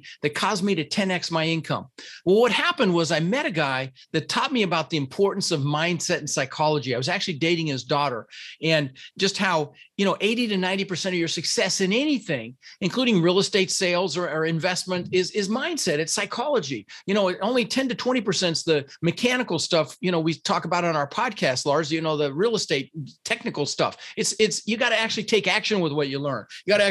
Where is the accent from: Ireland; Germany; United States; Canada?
United States; Denver, Colorado; first language Dutch; English is a second language; also born or lived in Netherlands; I was born in the Netherlands, Holland, wooden shoes, windmills, you know, and I came over with my brother, Albert, my mother's Vancha, and we ended up in Denver, Colorado.